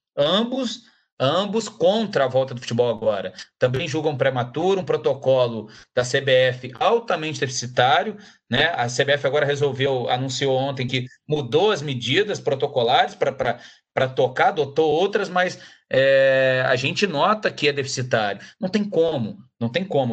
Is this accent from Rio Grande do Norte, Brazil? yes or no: no; Barra Mansa, Rio de Janeiro, Brazil; also born or lived in Volta Redonda; sou de Barra Mansa, mas é, a vida toda ali, criado Barra Mansa e Volta Redonda